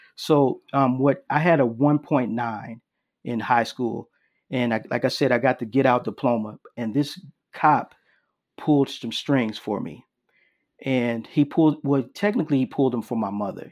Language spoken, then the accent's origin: English; Chicago, Illinois, United States; I'm originally from Chicago, Illinois